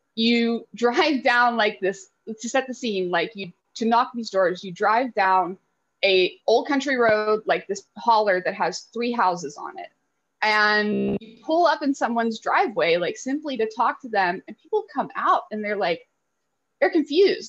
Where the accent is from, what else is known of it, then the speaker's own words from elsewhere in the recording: Lexington, Kentucky, United States; I grew up in Lexington, which is like the home of the University of Kentucky